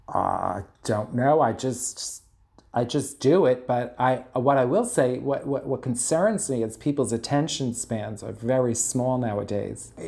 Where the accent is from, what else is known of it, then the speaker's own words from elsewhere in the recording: New York City, New York, United States; accent: Bronx; my horrible Bronx accent